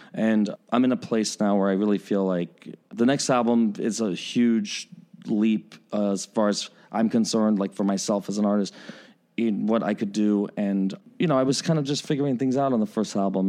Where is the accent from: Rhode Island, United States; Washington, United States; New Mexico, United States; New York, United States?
New York, United States; now in Chicago, United States; I was born in New York, so there is that part of me that's, like, that New York, uh, kid still in me